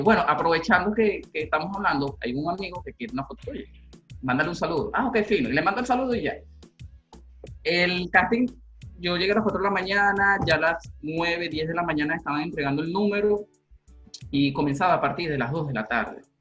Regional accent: Valle de la Pascua, Guárico, Venezuela; que vengo de Guárico, Valle de la Pascua, que soy de Guárico, del Valle de la Pascua

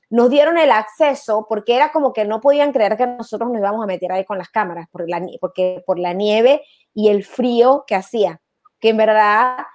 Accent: Mérida, Venezuela; moved away; Sí, soy de Mérida, soy de Mérida.

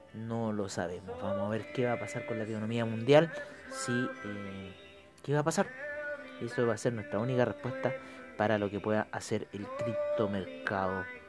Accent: Chile; mi país, Chile

